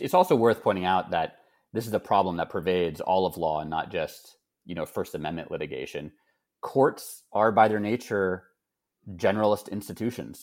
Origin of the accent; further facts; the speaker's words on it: Texas, United States; moved away; I grew up in Texas and my family still lives there.